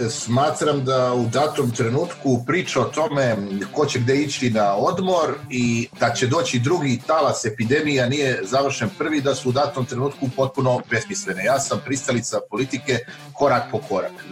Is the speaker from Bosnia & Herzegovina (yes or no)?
no; Serbia